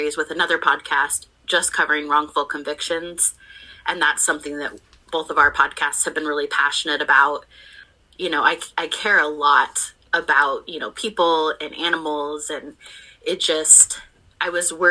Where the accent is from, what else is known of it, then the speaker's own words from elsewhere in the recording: Portland, Oregon, United States; I grew up in Portland